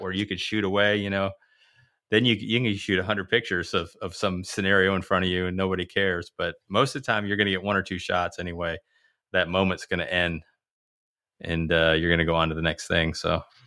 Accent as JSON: {"language": "English", "country": "United States", "said": "as an American"}